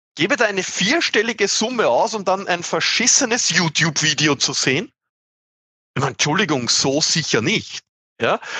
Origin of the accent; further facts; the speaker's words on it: Austria; accent: Austrian; mein Dialekt zu österreichisch